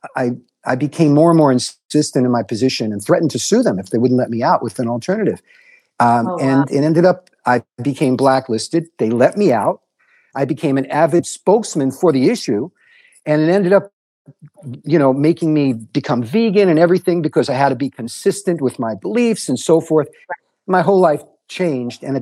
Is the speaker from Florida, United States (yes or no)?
no; New York City, New York, United States; also born or lived in Galveston, Texas / Durham, North Carolina; now in Hawaii, United States; I grew up in New York City